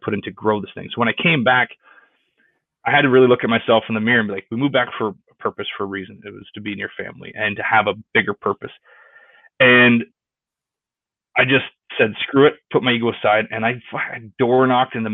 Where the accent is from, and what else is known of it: Stoney Creek, Ontario, Canada; born or raised there; moved away as an adult; also born or lived in Houston, Texas